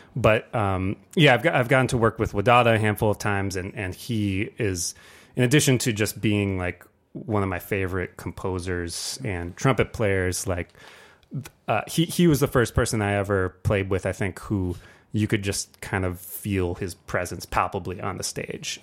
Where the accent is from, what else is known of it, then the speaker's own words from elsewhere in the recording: Ann Arbor, Michigan, United States; now in Detroit, United States; I grew up actually here in Ann Arbor